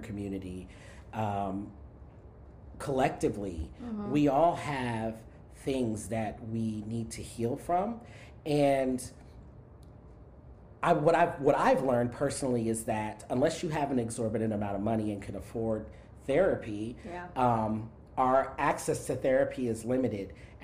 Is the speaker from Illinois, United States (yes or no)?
no; South Florida, United States; also born or lived in New York City; now in Houston, United States; I grew up in South Florida where we had hurricanes